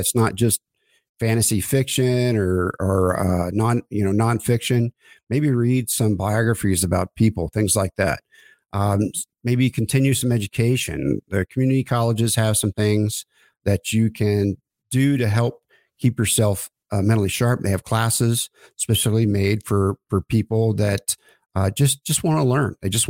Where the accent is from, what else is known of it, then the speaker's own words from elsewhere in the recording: Oklahoma, United States; I grew up in Oklahoma, with, you know, middle income family and things I felt like we couldn't do.